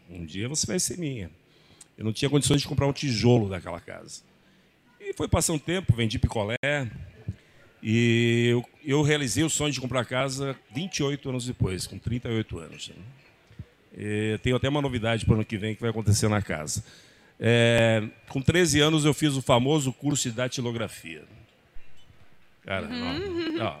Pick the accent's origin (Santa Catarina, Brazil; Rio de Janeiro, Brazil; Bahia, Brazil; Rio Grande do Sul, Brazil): Rio Grande do Sul, Brazil; Horizontina; also born or lived in Três de Maio; Eu sou filho de agricultores, eu vim da roça, da roça mesmo, gente. É, eu nasci em Horizontina, mas morava no interior de 3 de Maio, lá uma, uma vila que chama Manchinha. E ali eu morei até os 5 anos de idade.